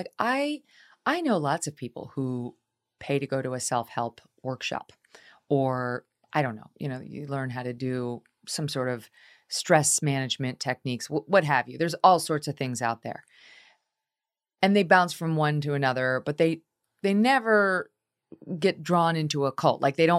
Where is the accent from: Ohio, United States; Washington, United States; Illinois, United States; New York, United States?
New York, United States; Albany; which is from my hometown, Albany, New York.